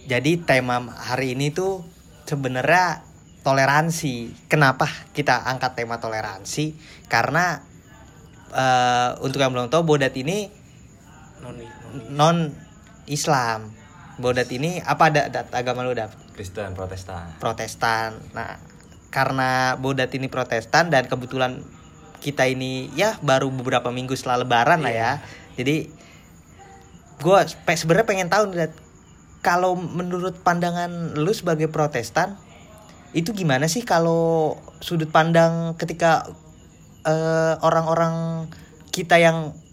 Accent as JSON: {"language": "Indonesian", "country": "Indonesia", "tie": "born there", "said": "kebetulan gue lahir di Indonesia yang mayoritasnya muslim dan kita punya saudara-saudara yang memang memang berbeda"}